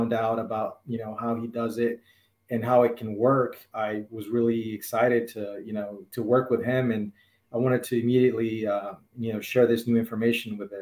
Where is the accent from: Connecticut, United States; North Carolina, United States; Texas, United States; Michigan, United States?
Texas, United States; Houston; also born or lived in Bolivia; I was born in Bolivia, South America, and my family and I, we moved to Houston, Texas, back when I was 7 years old